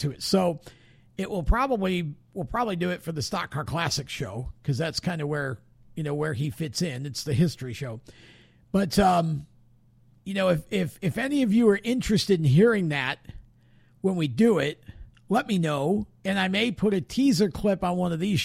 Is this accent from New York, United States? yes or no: yes; Oswego, New York, United States; I grew up in Oswego, New York in the 70s